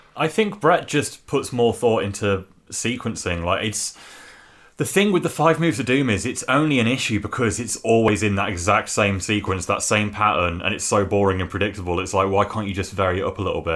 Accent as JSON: {"language": "English", "region": "England", "country": "United Kingdom", "said": "as an English wrestling fan"}